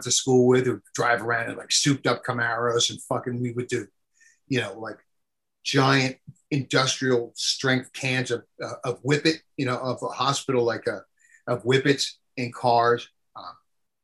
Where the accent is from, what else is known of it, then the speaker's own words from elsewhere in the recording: New Jersey, United States; I'm from New Jersey.